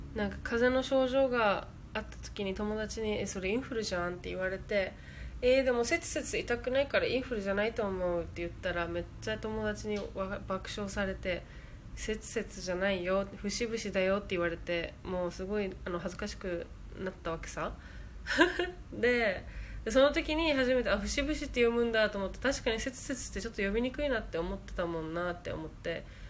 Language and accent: Japanese; southern Japan, Japan; accent: southern regional dialect; 南の方出身で喋り方も結構もっとなまってるんですねもっと方言めっちゃ入ってるから